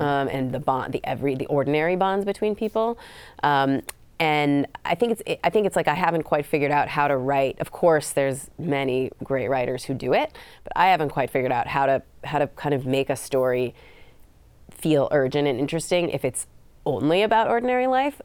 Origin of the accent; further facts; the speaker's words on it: California, United States; I grew up in California.